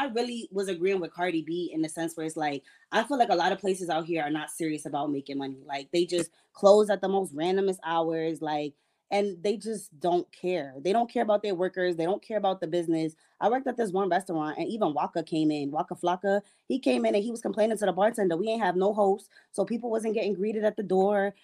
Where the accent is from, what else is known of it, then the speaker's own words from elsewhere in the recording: New York City, New York, United States; now in Georgia, United States; I'm from New York City